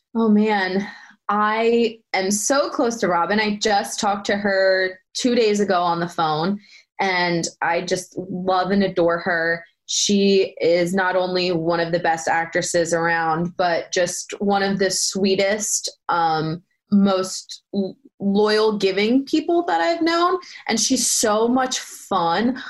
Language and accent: English; Philadelphia, Pennsylvania, United States; accent: Philly